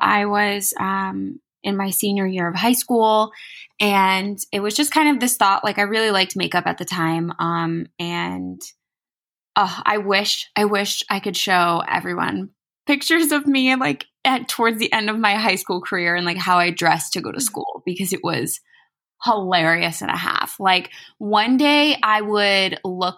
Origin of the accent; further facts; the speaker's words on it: New Jersey, United States; I'm from New Jersey